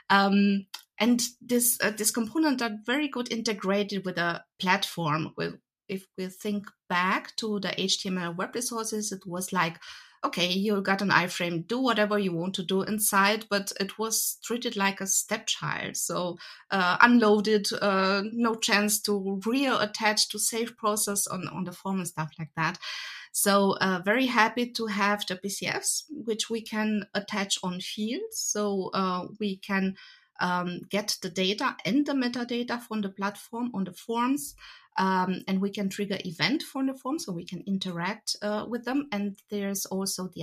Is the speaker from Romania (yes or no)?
yes; Romania; now in Germany; I'm actually from Romania originally.